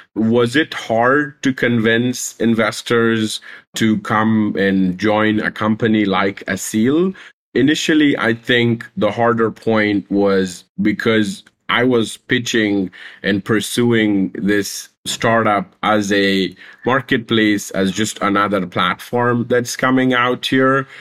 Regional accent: Pakistan; also born or lived in Afghanistan; I was born a refugee in Pakistan. My mom and dad are Afghan, and when we were growing up, I was not allowed to take part in official universities and, and schools 'cause we were refugees.

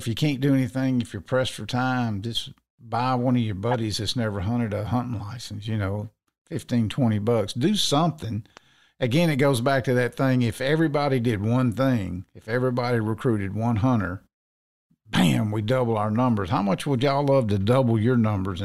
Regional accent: Natchez, Mississippi, United States; moved away; I ended up going back to my hometown down in Natchez, Mississippi

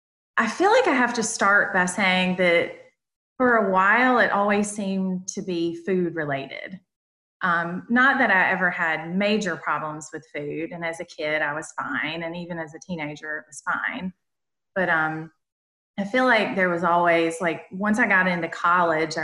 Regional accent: North Carolina, United States; accent: Southern; now in South Carolina, United States; I'm originally from North Carolina, but I live in South Carolina.

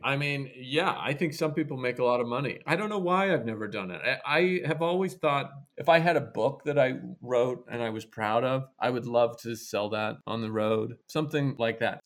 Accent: Idaho, United States; moved away as an adult; also born or lived in New York; I was from this very rural place. I was from Idaho.

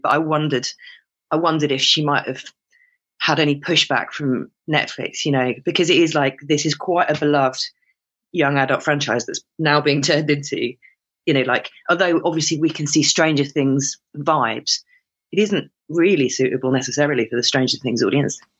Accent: United Kingdom; my ill-educated British ear

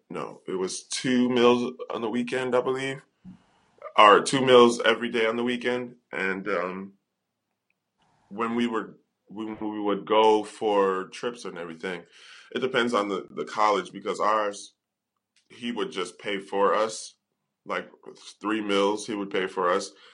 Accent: United States; moved away; being an American

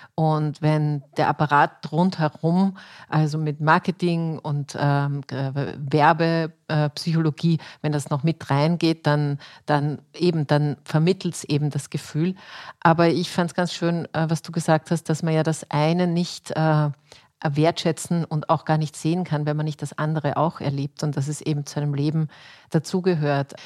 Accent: Austria; bei uns in Österreich

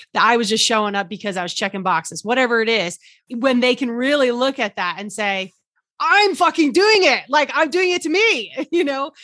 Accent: New Jersey, United States; I'm from New Jersey.

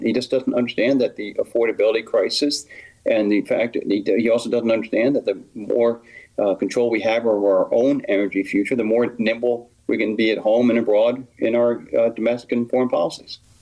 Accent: Westfield, New Jersey, United States; Westfield is my hometown as well. That's where we raised our, our daughters.

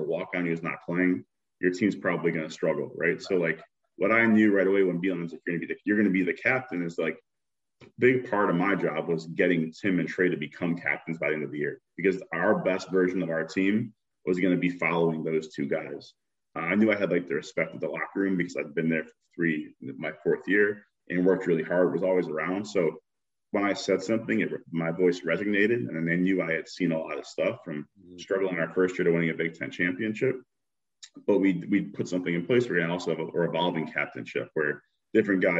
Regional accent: Chicago, Illinois, United States; as a kid growing up in Chicago

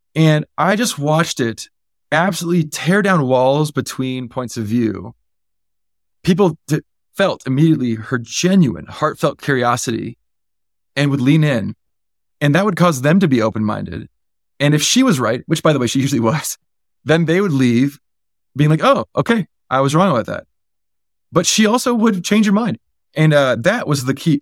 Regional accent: Silicon Valley, California, United States; I was born and raised in the Valley

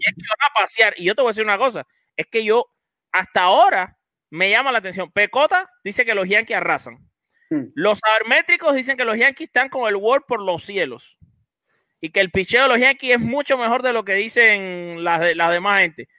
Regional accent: Cuba; hay que decirlo en cubano

